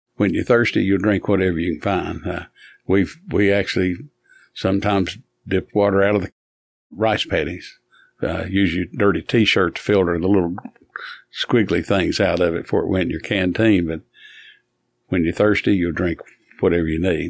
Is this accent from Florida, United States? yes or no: no; Hamblen County, Tennessee, United States; I was from Hamlin County